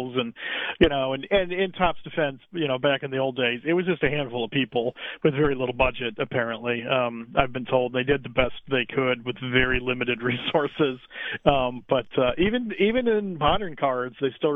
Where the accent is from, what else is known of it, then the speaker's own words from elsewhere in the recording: Cleveland, Ohio, United States; I'm from Cleveland